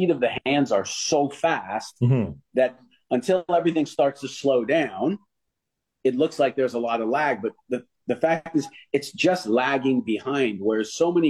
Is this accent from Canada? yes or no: yes; Canada; I am from the Canadian education system